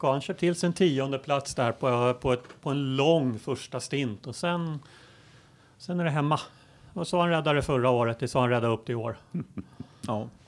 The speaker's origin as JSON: {"language": "Swedish", "country": "Sweden", "said": "som svensk"}